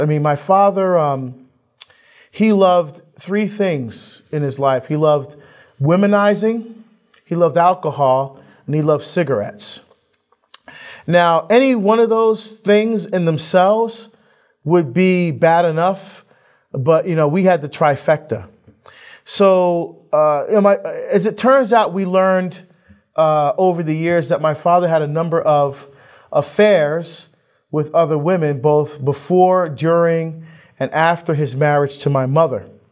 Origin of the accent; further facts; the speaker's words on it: Hillside, New Jersey, United States; also born or lived in Barbados; I grew up in Hillside, New Jersey, which is, uh, just, uh, which is one of the t-, towns right next to Newark